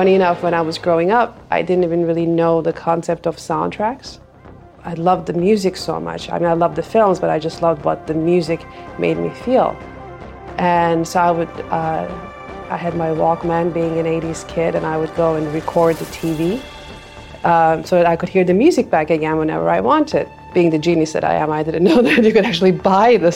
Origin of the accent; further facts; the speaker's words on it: Istanbul, Turkey; moved away; also born or lived in Boston; I'm from Istanbul, Turkey. I started conservatory when I was tiny, about 5-6 years old